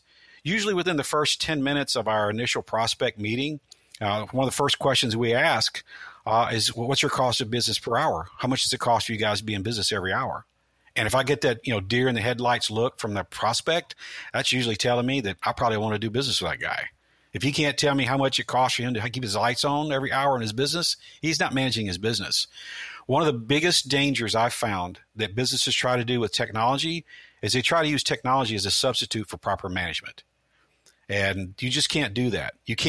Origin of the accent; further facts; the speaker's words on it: Midwest, United States; now in Tampa, United States; I grew up in the Midwest where the phone company had been there for, you know, 90 years.